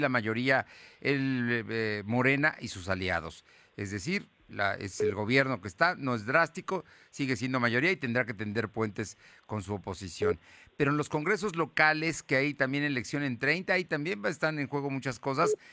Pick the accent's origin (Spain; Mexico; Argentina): Mexico; somos mexicanos todos y aquí vivimos